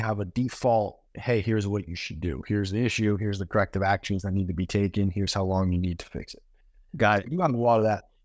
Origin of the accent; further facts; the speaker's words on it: Maine, United States; moved away; also born or lived in New York; I actually grew up in Maine, which is kind of the opposite corner of the country